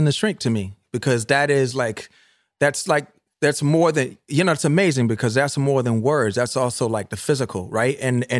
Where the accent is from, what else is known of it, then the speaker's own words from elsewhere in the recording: Virginia, United States; accent: Virginian; I know when I go back home sometimes, like, and I'm talking to my friends, like my Virginian accent kicks in, right?